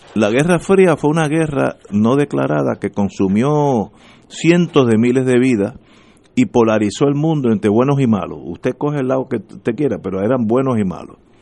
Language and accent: Spanish; Puerto Rico